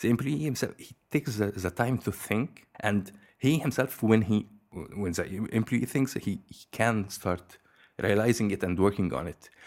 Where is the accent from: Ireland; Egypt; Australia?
Egypt; moved away as an adult; now in Belgium; I'm originally from Egypt.